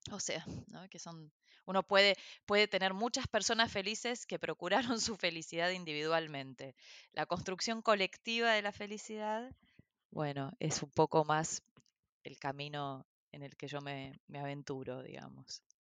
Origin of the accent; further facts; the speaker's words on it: Brazil; born there; Yo nací en Brasil, o sea, en un país en el que nunca viví y en el que digamos, actualmente no vivo.